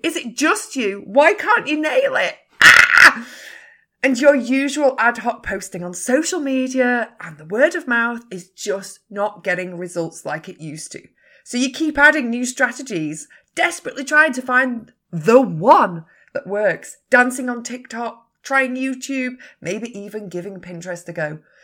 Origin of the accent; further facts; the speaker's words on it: Yorkshire and the Humber, United Kingdom; I'm a Yorkshire lass